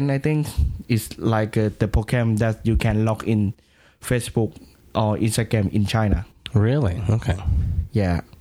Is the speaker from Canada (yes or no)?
no; Thailand; English is a second language; Um, my family is uh, Chinese, so I'm start to listen … when I was twelve, I think.